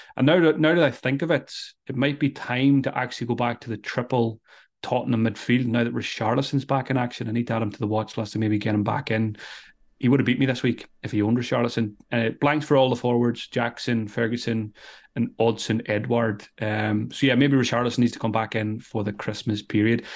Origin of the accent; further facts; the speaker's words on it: Ireland; I'm Irish